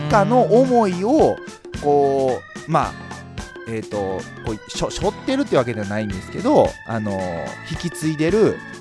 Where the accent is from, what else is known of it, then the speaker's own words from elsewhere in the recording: Yokkaichi, Mie, Japan; 生まれも育ちも、まあ、あの四日市は上海町で